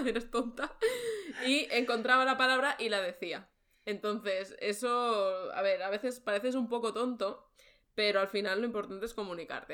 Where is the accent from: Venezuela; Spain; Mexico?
Spain; Barcelona, Catalonia; moved away as an adult; now in Germany; he estudiado Historia del Arte, vengo de Barcelona.